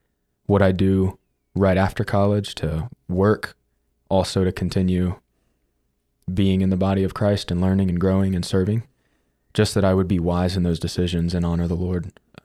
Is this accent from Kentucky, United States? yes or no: yes; Alexandria, Kentucky, United States; Alexandria, Kentucky.